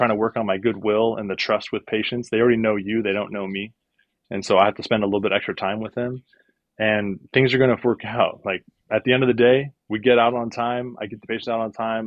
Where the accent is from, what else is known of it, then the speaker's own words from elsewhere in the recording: Northern California, United States; now in San Diego, United States; we're from Northern California where it's a little bit cheaper and we have a little bit more family support